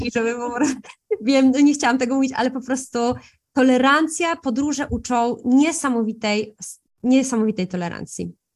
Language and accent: Polish; a small town in Podkarpackie, Subcarpathian Voivodeship, Poland; also born or lived in Italy; wychowując się w Polsce, w małym mieście, ja jeszcze jestem z małego miasta na Podkarpaciu